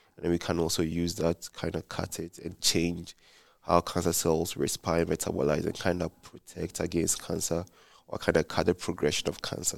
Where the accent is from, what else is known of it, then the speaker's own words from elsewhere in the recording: Ghana; moved away as an adult; now in Provo, United States; I'm from Ghana, West Africa